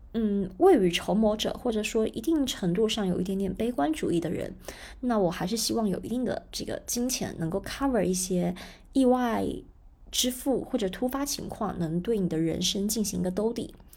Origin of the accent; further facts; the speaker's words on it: China; 那我觉得这一点我们中国人的习惯，理财习惯还是比较好的